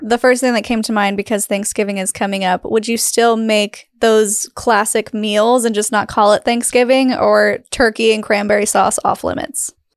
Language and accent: English; Utah, United States; I grew up in Utah, but not in Salt Lake. I was, like, two hours north